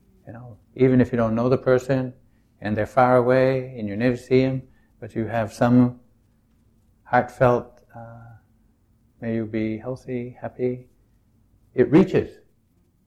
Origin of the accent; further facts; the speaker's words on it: New England, United States; I'm from New England. It's a very self-reliant, do it yourself, don't depend on anybody